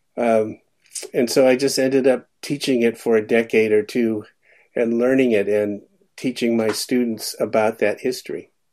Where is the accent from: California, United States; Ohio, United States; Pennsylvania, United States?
California, United States; Sacramento; moved away as an adult; also born or lived in Richmond, California / Stony Brook, New York; I, I, grew up in Sacramento